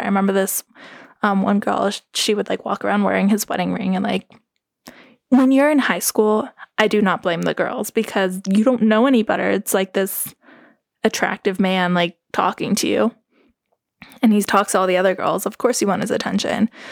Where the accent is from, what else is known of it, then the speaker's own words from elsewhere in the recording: Carbondale, Colorado, United States; accent: Valley; moved away; I'm originally from Carbondale. even Carbondale is, like, not really where I live. I live in Missouri Heights